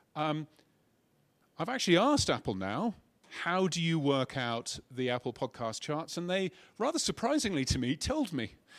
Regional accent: United Kingdom; now in Australia; as you can tell from my silly accent, I'm a British person.

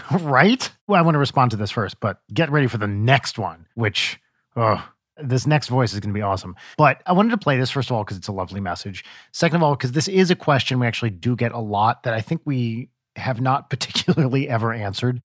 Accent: United States; accent: American; our American accents

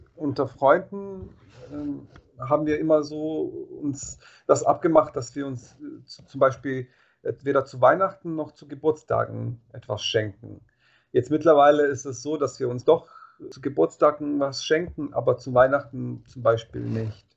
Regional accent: Bosnia & Herzegovina; moved away; ich bin ja in Bosnien aufgewachsen

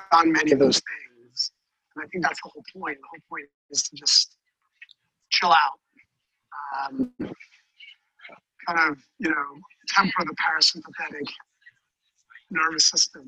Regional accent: Denmark; accent: twangy; moved away as an adult; also born or lived in Copenhagen, Denmark; now in United States; I grew up in Denmark like in the 80s, 70s and 80s.

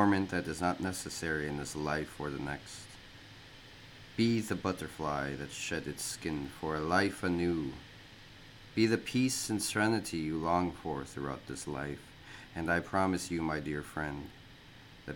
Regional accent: Minnesota, United States; moved away as an adult; now in Japan; I grew up in Minnesota for 18 years

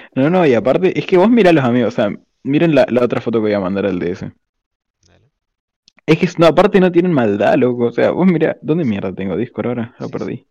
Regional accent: Argentina; accent: argentino; yo soy argentino

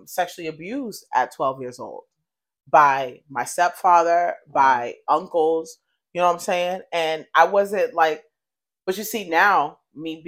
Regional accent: United States; also born or lived in Colorado, United States / Boston, United States / New York, United States; I was born in Colorado, and I've been raised between New York and Boston my entire life

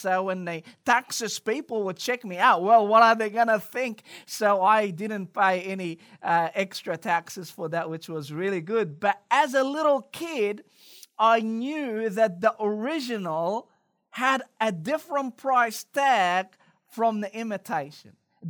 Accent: Cairo, Cairo Governorate, Egypt; English is a second language; I don't know about you, but growing up in Cairo, Egypt, we had a lot of imitation brand, particularly in the fashion industry.

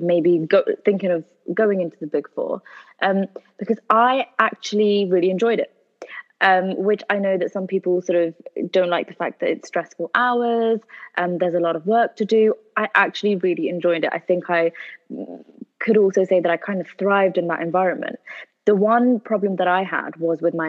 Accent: United Kingdom; we are Pakistani, born in the UK, but our heritage is from Pakistan

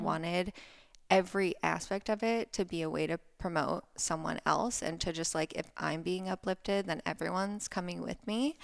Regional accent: Ohio, United States; moved away as an adult; also born or lived in Florida; now in Laguna Beach, United States; I grew up in Ohio. I grew up in the countryside in a tiny little town

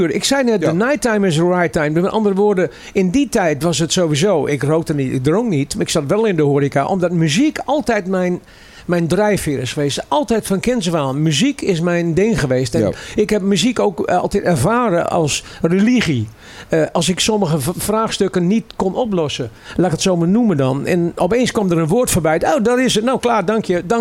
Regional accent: Amsterdam, North Holland, Netherlands; we komen uit Amsterdam Koos. Ja, allebei.

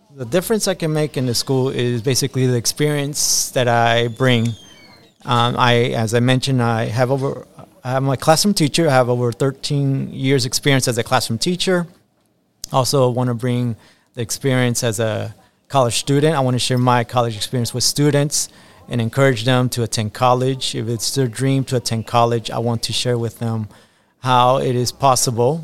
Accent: Tampa, Florida, United States; English is a second language; also born or lived in Guayaquil, Ecuador; I was born in Guayaquil, Ecuador, and then I came to the United States at age five and grew up in the United States and specifically in Tampa, Florida

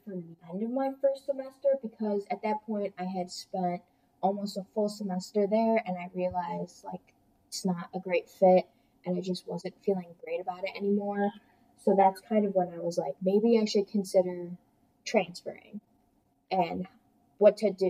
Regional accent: Hamburg, New York, United States

